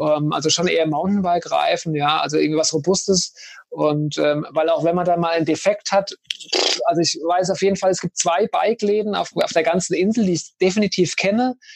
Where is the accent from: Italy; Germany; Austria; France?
Germany; bei uns in Deutschland